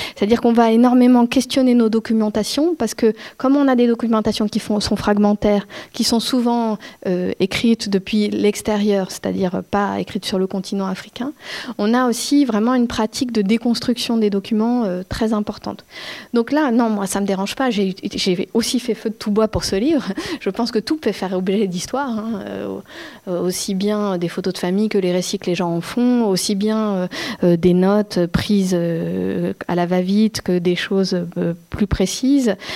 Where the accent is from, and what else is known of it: France